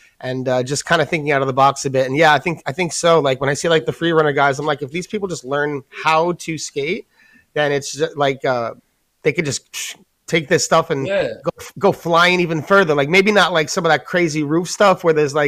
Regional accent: New York, United States; being like a New Yorker

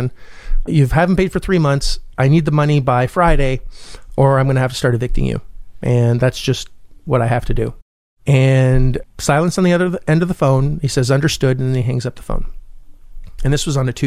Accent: Canada; also born or lived in Orlando, Florida; I am Canadian

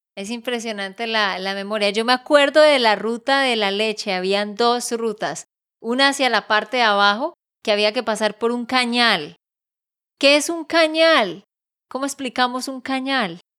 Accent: Santander, Colombia; also born or lived in Barranquilla; de Santander, Colombia.

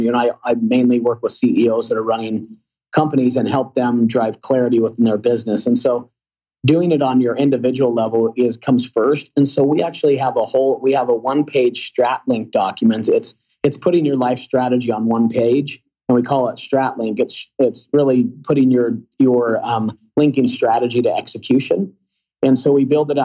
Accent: Sugar City, Idaho, United States; now in Highland, United States; I grew up in just outside of Jackson Hole, Wyoming, on the Idaho border, in a little town called Sugar City

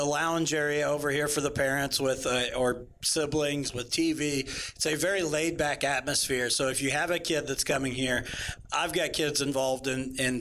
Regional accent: Mitchell, Indiana, United States; I grew up in Mitchell, Indiana.

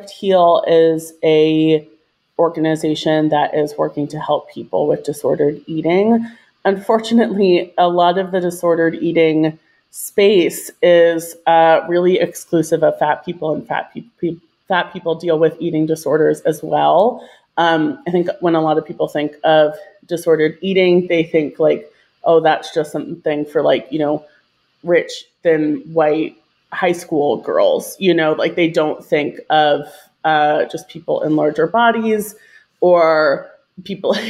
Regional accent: Virginia, United States; moved away as an adult; also born or lived in New York City, United States; I grew up in Virginia. I'm currently living in Richmond, Virginia

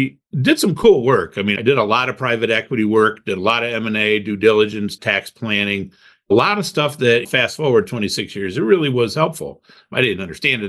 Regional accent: Toledo, Ohio, United States; also born or lived in Cleveland, Ohio; I grew up in Toledo, Ohio

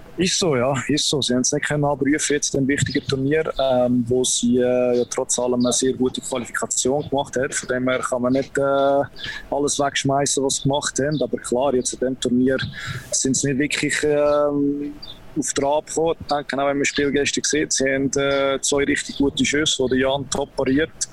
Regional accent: Zug, Switzerland; ich bin auch als, äh, als Zuger aufgewachsen

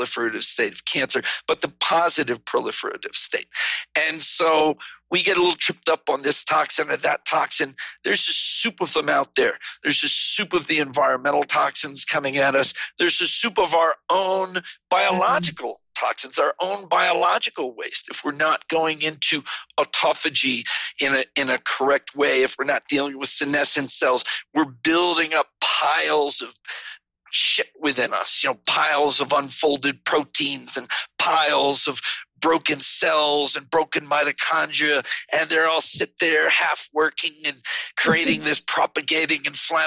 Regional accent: East Coast, United States; moved away; I'm from the East Coast.

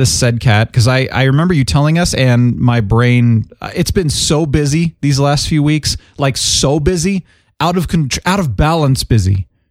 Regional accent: Phoenix, Arizona, United States; moved away; when I was growing up in Phoenix, everybody let their cats outside.

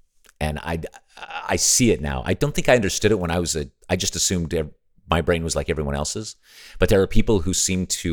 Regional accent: Las Vegas, Nevada, United States; I grew up in Nevada, where Las Vegas is.

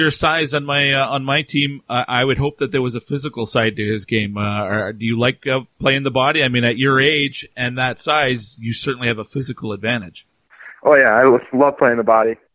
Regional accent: Onalaska, Wisconsin, United States; I'm from Onalaska, Wisconsin.

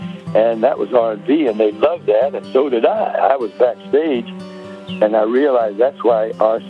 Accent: Nashville, Tennessee, United States; Oh, I loved Elvis. We were two Tennessee boys. I was from Nashville. He was from Memphis.

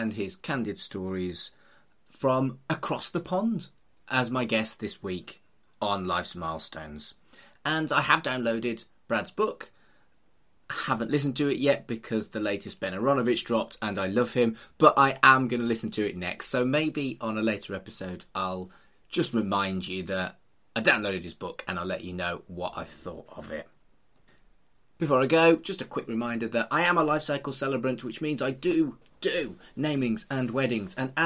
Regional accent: United Kingdom; as a Brit

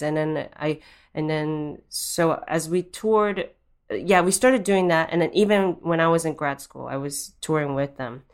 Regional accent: Japan; moved away; I am Japanese and I grew up in Japan

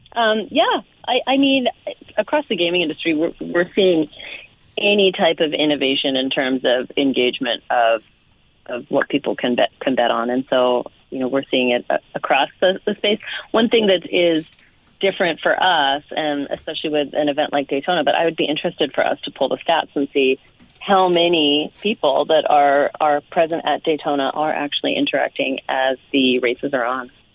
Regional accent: Canada; moved away; also born or lived in Las Vegas; as a Canadian

